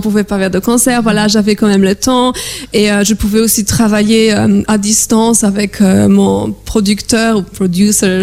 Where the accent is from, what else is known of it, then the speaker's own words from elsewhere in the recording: Warsaw, Masovian Voivodeship, Poland; moved away; je suis polonaise, je viens de Varsovie.